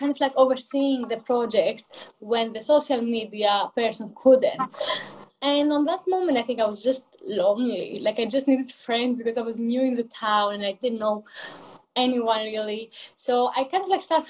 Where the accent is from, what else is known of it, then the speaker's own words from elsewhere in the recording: Greece; English is a second language; moved away as an adult; now in London, United Kingdom; So I am originally from Greece, hence the accent. I moved in London like 3.5 years ago.